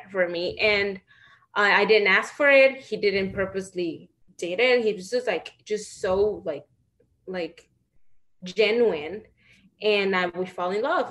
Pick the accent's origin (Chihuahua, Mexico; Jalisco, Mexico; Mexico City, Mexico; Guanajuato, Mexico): Guanajuato, Mexico; Celaya; moved away as an adult; now in United States; I am from Guanajuato, Mexico